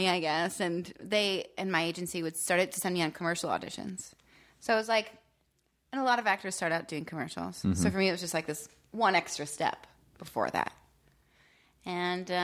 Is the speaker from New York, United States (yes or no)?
no; Benton, Pennsylvania, United States; I was raised in Pennsylvania